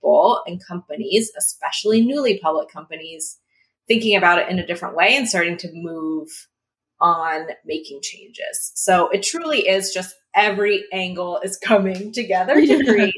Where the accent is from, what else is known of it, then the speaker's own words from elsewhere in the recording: Washington, United States; I grew up in the Pacific Northwest in Washington State